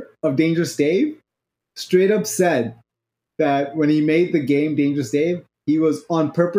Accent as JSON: {"language": "English", "country": "Pakistan", "tie": "born or raised there", "said": "I grew up in Pakistan"}